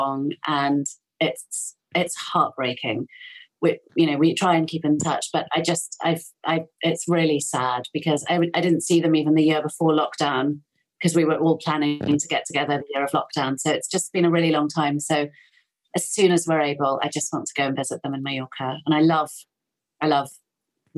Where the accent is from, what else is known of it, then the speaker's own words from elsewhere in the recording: United Kingdom; I'm so British